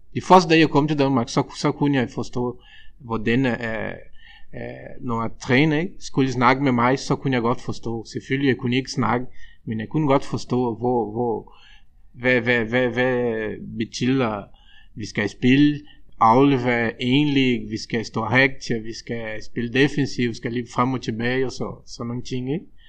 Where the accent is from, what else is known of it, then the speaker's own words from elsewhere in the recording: Brazil; Danish is a second language; moved away as an adult; now in Denmark; vi som brasilianere